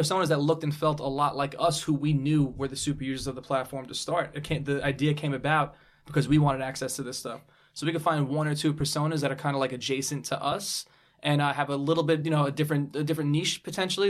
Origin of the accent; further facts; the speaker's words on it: New York City, New York, United States; I grew up in Brooklyn